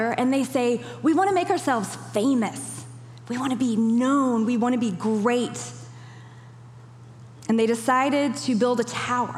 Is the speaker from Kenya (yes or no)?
yes; Kenya; moved away; I even remember growing up in Kenya